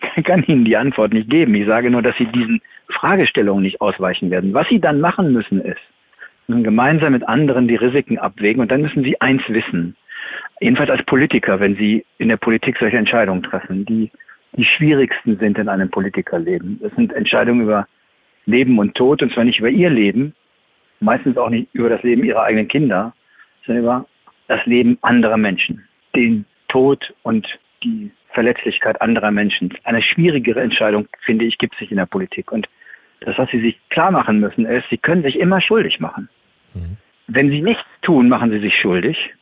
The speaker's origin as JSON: {"language": "German", "country": "Germany", "said": "als Deutsche"}